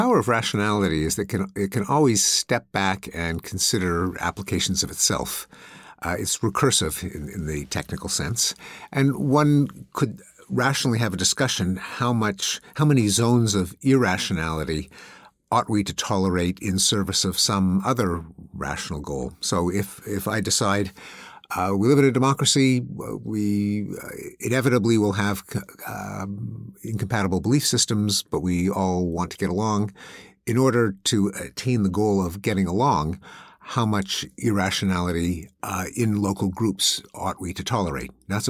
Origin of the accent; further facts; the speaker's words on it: Canada; now in United States; I grew up in Canada, which imported the British system. So I grew up in religious schools.